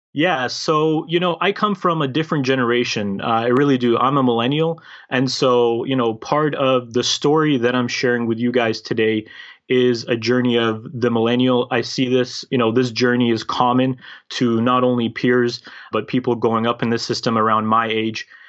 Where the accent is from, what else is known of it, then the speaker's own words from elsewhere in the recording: Canada; also born or lived in former Yugoslavia / United Kingdom / Toronto, Ontario; grew up basically raised as a Canadian, as a North American, because I was a very little kid at that time